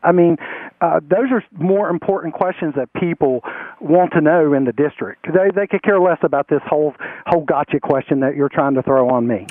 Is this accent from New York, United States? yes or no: no; Spencer, North Carolina, United States; And I've lived my entire life here in uh, this area. I'm originally from Rowan County, Spencer